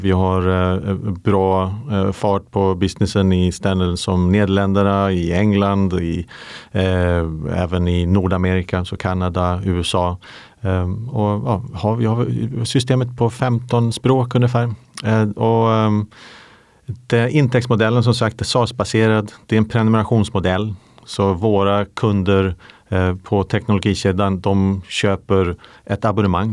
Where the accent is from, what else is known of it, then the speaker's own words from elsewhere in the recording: Umeå, Västerbotten County, Sweden; moved away as an adult; now in London, United Kingdom; jag är ju svensk. Jag är, eh, min familj bor i Umeå. Där växte jag upp